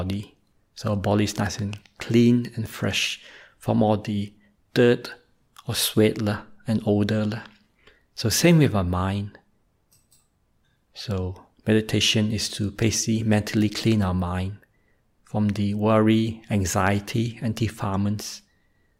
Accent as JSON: {"language": "English", "country": "Australia", "tie": "born or raised there", "also_born_or_lived": "Malaysia", "said": "I was born in Malaysia, but moved to Australia when I was quite young, roughly in age four"}